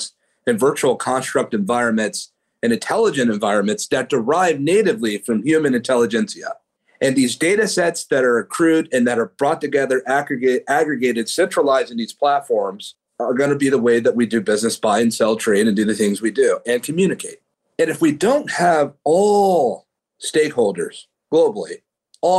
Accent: Oakland, California, United States; where I come from the East Bay in Oakland, California

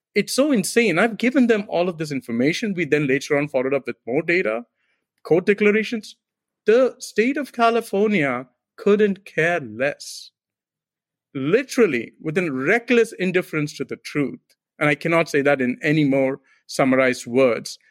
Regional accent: India; moved away as an adult; also born or lived in Silicon Valley; now in United States; I'm immigrant from India.

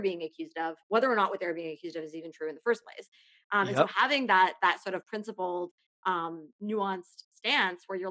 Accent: Canada; I'm a Canadian

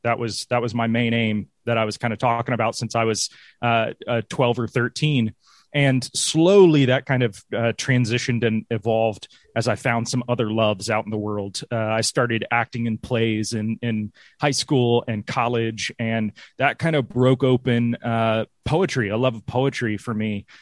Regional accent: Greenville, South Carolina, United States; moved away as an adult; also born or lived in London / New York; now in Tennessee, United States; I grew up in Greenville, South Carolina

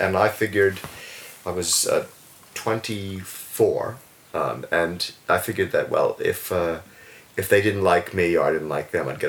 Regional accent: New Jersey, United States; moved away as an adult; now in Wellington, New Zealand; I grew up in the New York metropolitan area in New Jersey

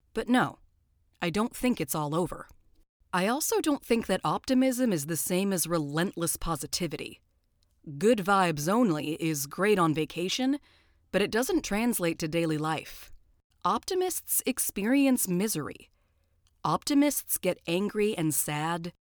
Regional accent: Southern California, United States; I'm from Southern California

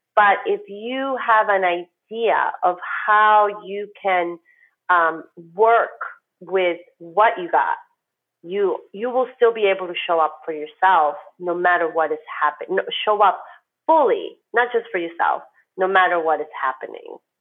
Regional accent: New York, United States; moved away as an adult; now in Miami, United States; as a New Yorker

